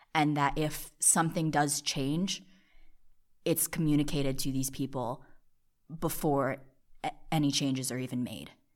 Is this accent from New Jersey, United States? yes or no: yes; New Jersey, United States; also born or lived in South Korea; I am from Jersey. I was originally born in South Korea